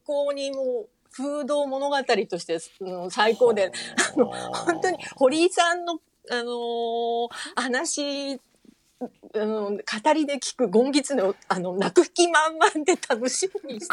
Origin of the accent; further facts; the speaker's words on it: Fukuoka, Japan; moved away; 私も福岡の出身